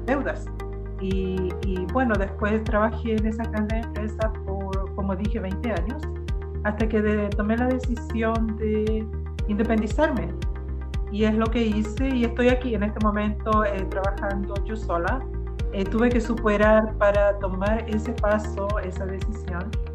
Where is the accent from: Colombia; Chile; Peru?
Chile; also born or lived in Brazil; now in Canada; yo nací en Chile, eh, nos vinimos a dar la familia y llegamos aquí, aquí a la escuela a estudiar